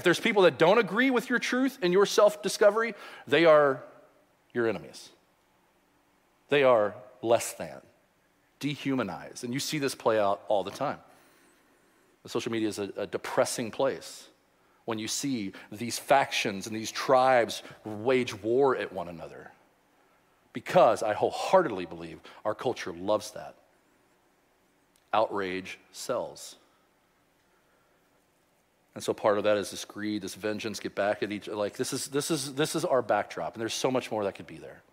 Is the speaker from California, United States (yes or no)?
no; Louisville, Kentucky, United States; I grew up in Louisville